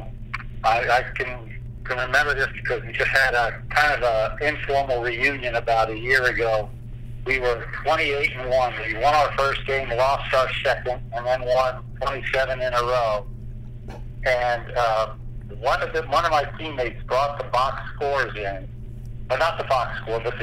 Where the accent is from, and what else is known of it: Middletown, Pennsylvania, United States; born or raised there